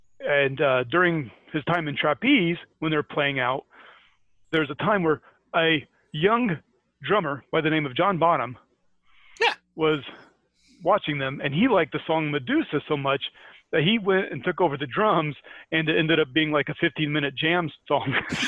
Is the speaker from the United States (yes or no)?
no; Scotland, United Kingdom; accent: Scottish; Which is my Scottish accent for when they want to make fun of the English.